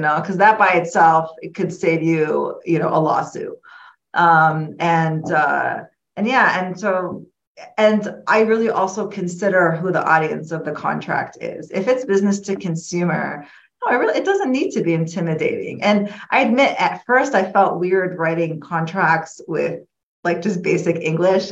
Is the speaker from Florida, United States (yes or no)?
yes; Florida, United States; moved away as an adult; now in Illinois, United States; I grew up in Florida. I moved to Illinois um, in 2008